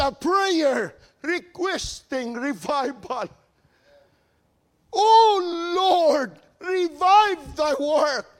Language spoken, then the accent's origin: English; Philippines; moved away as an adult; now in United States; I'm born and raised in the Philippines